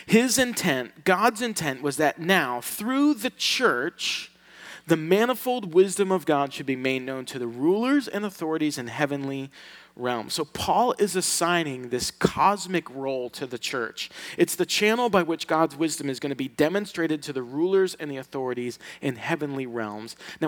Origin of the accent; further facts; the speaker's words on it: Sicily, Italy; from Sicily. And us Sicilians, we don't get invited to anything.